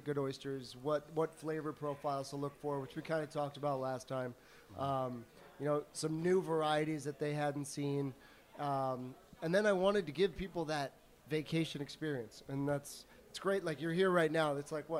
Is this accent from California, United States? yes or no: no; the Jersey Shore, New Jersey, United States; now in Pittsburgh, United States; So I am originally from New Jersey. So this restaurant is kind of a taste of my home, the Jersey Shore.